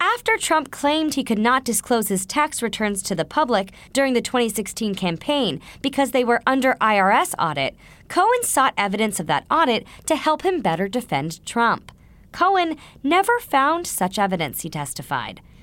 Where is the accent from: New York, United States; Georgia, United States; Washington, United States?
New York, United States; As a New Yorker